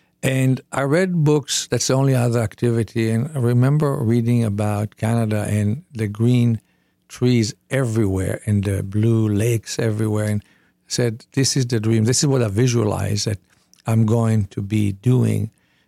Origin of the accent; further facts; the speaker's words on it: Israel; So I was born in Israel. We were 9 people in one room with a shared kitchen.